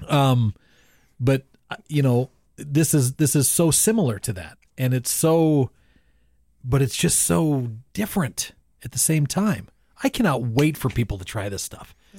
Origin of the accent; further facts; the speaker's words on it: Bowman, United States; we're from Bowman